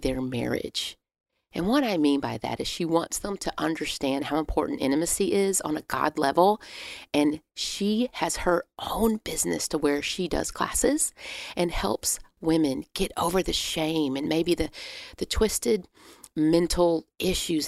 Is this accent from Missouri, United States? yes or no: no; Wichita Falls, Texas, United States; I grew up in Wichita Falls, Texas